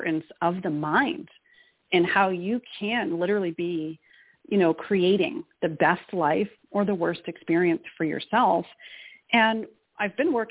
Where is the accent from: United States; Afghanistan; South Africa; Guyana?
United States; Boston, Massachusetts; moved away; I'm originally from Boston, Mass.